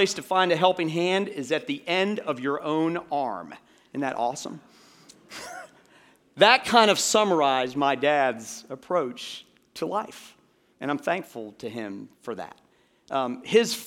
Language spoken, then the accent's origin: English; United States; an American citizen